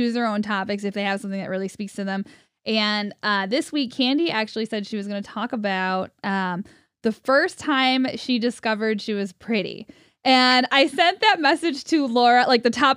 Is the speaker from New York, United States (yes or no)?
yes; Cicero, New York, United States; I'm from Cicero, so outside of Syracuse.